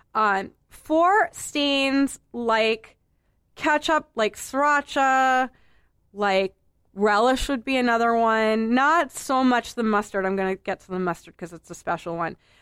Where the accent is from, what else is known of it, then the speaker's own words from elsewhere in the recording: Boston, Massachusetts, United States; I'm a native of Boston proper. I grew up in Boston proper